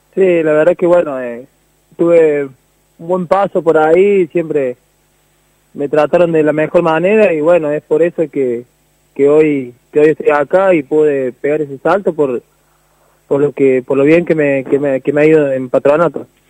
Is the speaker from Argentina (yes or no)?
yes; Saldán, Córdoba, Argentina; moved away; yo nací siempre ahí, estuve siempre ahí